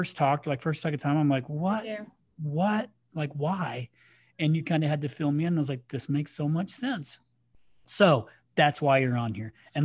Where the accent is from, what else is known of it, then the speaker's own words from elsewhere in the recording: Crawfordsville, United States; I'm from Crawfordsville